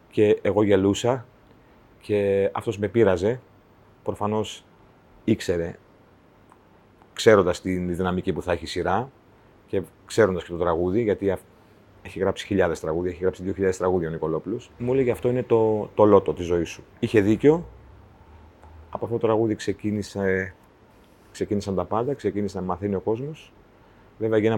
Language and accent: Greek; Cherso, Central Macedonia, Greece; Κάθε φορά που φτάνω στο χωριό μου και διαβάζω την πινακίδα ε, που λέει Καλώ ήρθατε στο, στο Χέρσο. Ε, κάτι παθαίνω, ρε